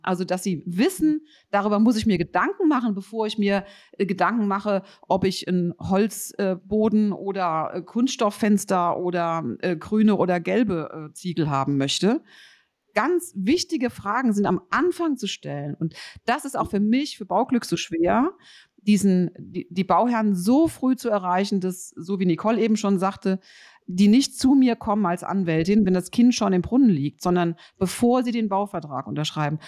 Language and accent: German; Rhenish Hesse, Rhineland-Palatinate, Germany; ich komme aus Rheinhessen